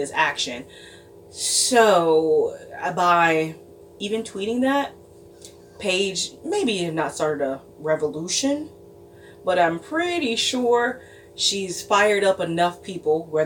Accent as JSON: {"language": "English", "town": "Chicago", "region": "Illinois", "country": "United States", "said": "I'm from Chicago."}